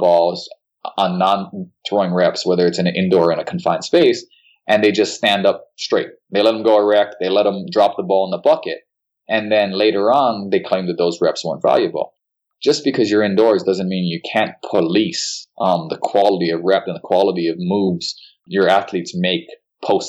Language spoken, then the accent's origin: English; Hilo, Hawaii, United States; moved away; also born or lived in Seattle-Tacoma area, Washington; I'm from Hilo, so it's one of the rainiest cities in the Western Hemisphere